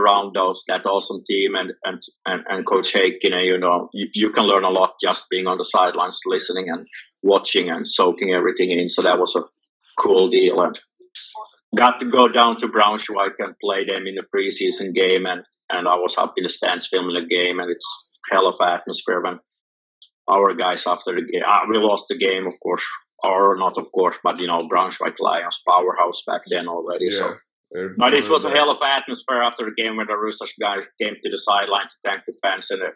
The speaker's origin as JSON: {"language": "English", "town": "Hanko", "region": "Uusimaa", "country": "Finland", "tie": "born or raised there", "said": "Hanko is my hometown, and I did soccer like most Finnish kids"}